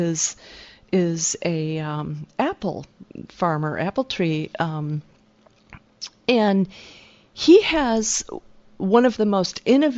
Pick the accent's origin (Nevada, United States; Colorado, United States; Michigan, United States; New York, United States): Michigan, United States; Detroit; moved away; also born or lived in Silicon Valley; growing up in Michigan